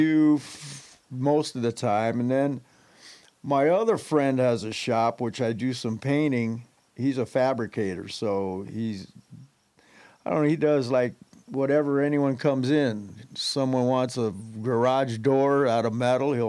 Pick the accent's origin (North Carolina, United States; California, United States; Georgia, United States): California, United States; Los Angeles; I grew up in Van Nuys